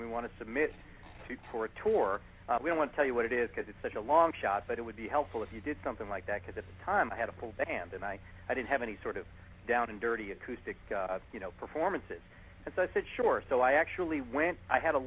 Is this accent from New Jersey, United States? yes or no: no; New York City, New York, United States; I'm originally from Brooklyn